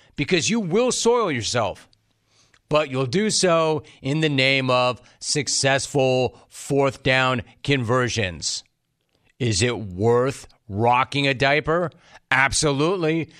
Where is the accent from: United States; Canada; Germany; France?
United States; Southern California; I grew up in Southern California.